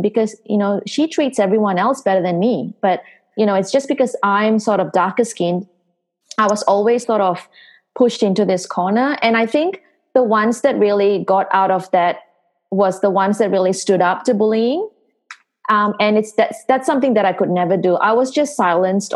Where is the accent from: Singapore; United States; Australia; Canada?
Singapore; moved away as an adult; I'm originally from Singapore. So Singapore was my hometown. That's where I grew up